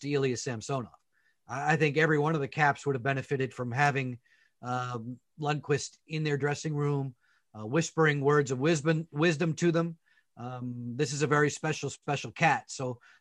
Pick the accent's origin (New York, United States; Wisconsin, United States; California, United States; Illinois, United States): New York, United States; Long Island; I'm from New York. I was raised on Long Island